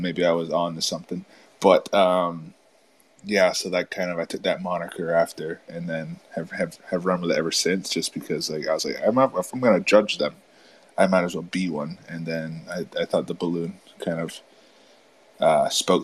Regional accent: upstate New York, United States; I'm from New York. So I'm from like upstate New York

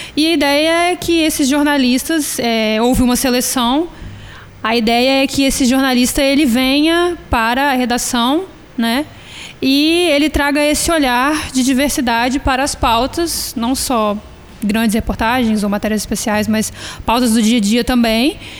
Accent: Vitória, Espírito Santo, Brazil; eu sou do bairro da Penha. Então, assim, quero muito um dia ver a minha comunidade, o meu bairro onde eu nasci e fui criado

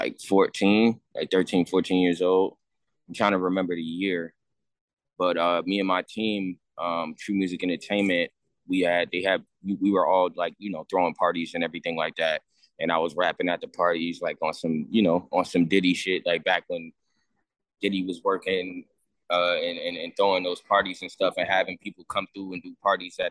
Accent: Montclair, New Jersey, United States; I'm from Montclair, New Jersey

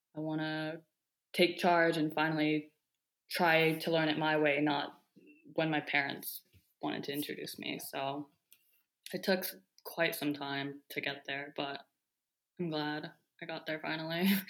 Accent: Bethesda, Maryland, United States; also born or lived in Daegu, South Korea; I grew up in Bethesda, Maryland

